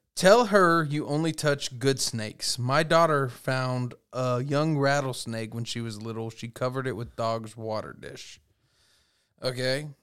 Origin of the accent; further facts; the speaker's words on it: Texas, United States; growing up in Texas, being a kid that literally picked up rocks and explored